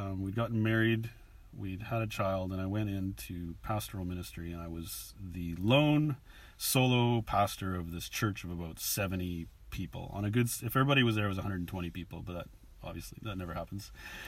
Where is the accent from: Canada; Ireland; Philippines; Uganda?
Canada; moved away as an adult; now in Bristol, United Kingdom; I came here from Canada 5 years ago with my family.